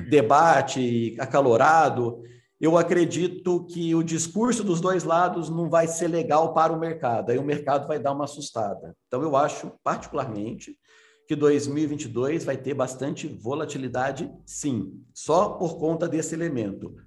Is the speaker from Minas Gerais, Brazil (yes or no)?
yes; Minas Gerais, Brazil; eu sou mineiro